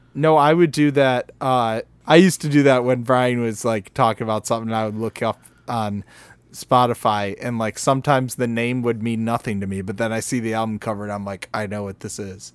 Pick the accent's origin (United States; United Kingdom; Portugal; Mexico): United States; Michigan; we're from Michigan.